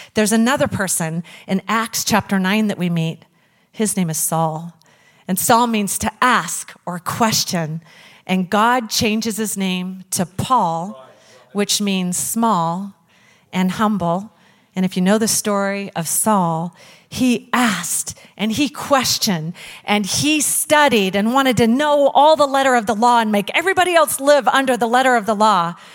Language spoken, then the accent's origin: English; Lewis Clark Valley, Idaho, United States; I was born in the Lewis Clark Valley right here in Idaho.